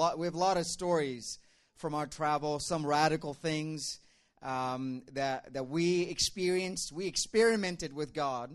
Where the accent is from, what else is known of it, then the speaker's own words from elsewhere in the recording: Dubai, United Arab Emirates; moved away as an adult; also born or lived in India; now in Pennsylvania, United States; I'm from India originally. I was born in India, but I grew up in Dubai